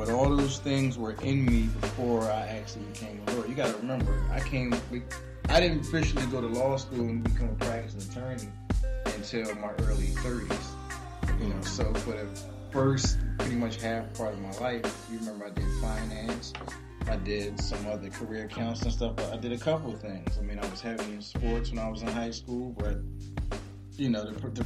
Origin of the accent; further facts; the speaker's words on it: Philadelphia, Pennsylvania, United States; I'm originally from Germantown, but also grew up in West Philly too.